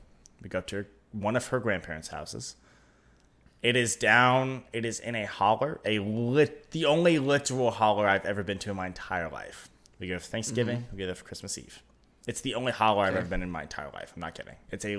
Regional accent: West Virginia, United States; When you say, I'm from West Virginia

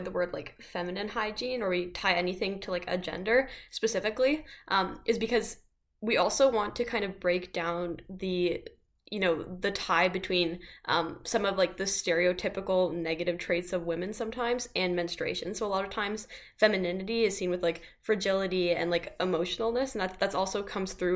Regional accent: Canada; as a Canadian

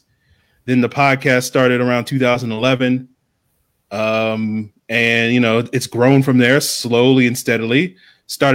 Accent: Virginia, United States; I grew up in Virginia

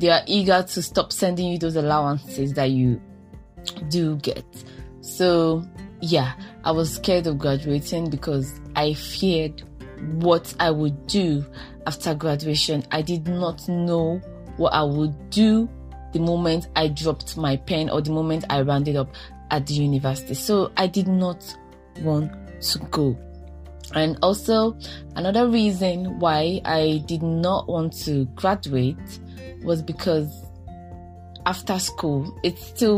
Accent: Nigeria; as a Nigerian woman

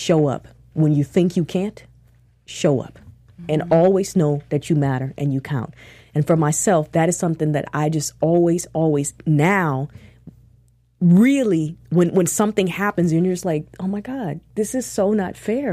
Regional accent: Minneapolis, Minnesota, United States; I'm from Minneapolis

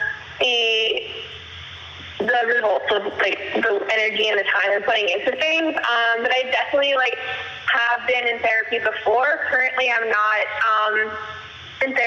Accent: Pennsylvania, United States; moved away as an adult; also born or lived in Brooklyn, New York; now in New York City, United States; I am in Brooklyn, New York, currently, which is where I live now. Originally I'm from Pennsylvania. I moved here to New York City in 2014 to get my master's

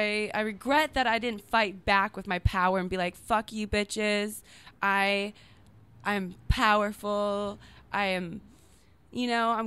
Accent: Minnesota, United States; Minnesota. My mom was actually born in California.

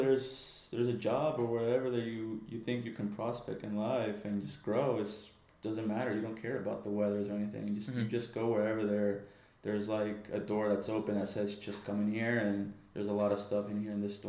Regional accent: Florida, United States; also born or lived in Texas, United States; now in Des Moines, United States; I was born in Texas, but I was raised in Florida. But normally, my parents are from Mexico, so I guess you can just call me as a half Mexican and half American

